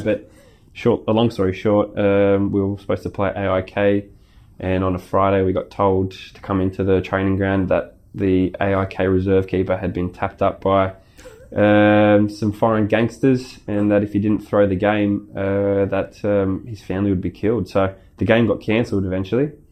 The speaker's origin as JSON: {"language": "English", "town": "Sydney", "region": "New South Wales", "country": "Australia", "tie": "born or raised there", "moved": "yes", "lives_now": "Melbourne, Australia", "said": "my hometown where I grew up"}